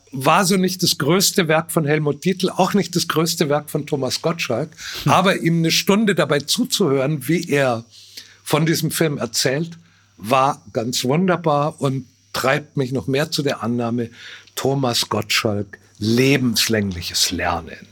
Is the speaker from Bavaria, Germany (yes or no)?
yes; Bavaria, Germany; als Bayer, als Bauer, als bornierter Provinzler